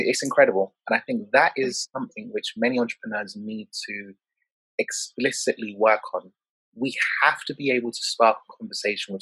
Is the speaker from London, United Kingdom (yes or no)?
yes; London, United Kingdom; I grew up in Peckham, Southeast London